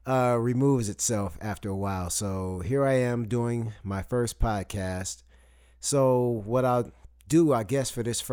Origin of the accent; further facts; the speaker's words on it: Saginaw, Michigan, United States; moved away as an adult; now in Huntsville, United States; I moved down here from Saginaw, Michigan to Huntsville, Alabama to go to college